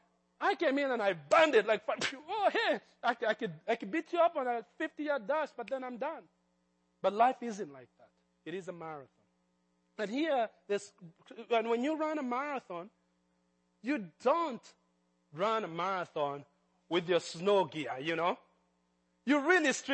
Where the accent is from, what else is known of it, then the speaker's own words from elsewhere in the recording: Kenya; moved away; I grew up in Kenya